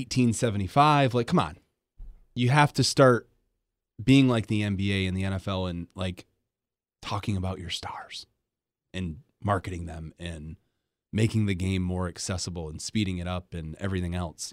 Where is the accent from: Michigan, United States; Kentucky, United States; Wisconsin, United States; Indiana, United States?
Michigan, United States; Grand Rapids; also born or lived in Detroit Metro, Michigan / Iowa; now in Kalamazoo, United States; I grew up in Grand Rapids